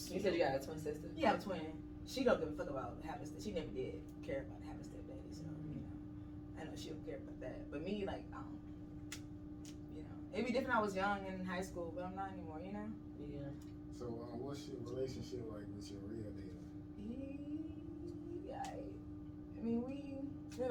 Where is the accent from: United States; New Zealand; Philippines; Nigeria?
United States; Dallas, Texas; moved away as an adult; I am originally from Dallas, Texas